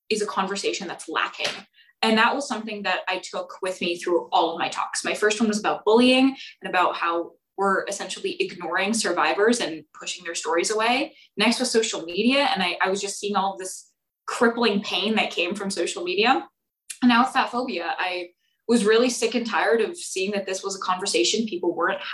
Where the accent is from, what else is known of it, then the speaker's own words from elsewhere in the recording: Bay Area, California, United States; moved away as an adult; now in Santa Barbara, United States; I'm from the Bay Area